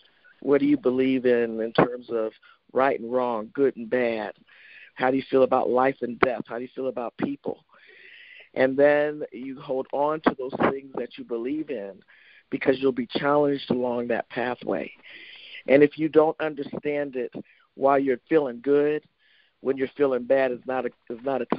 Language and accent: English; Youngstown, Ohio, United States; my mom, who was a single mom and growing up in Youngstown, Ohio